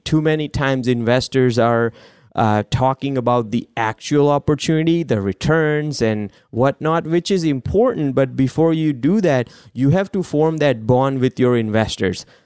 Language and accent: English; India; moved away; I grew up in India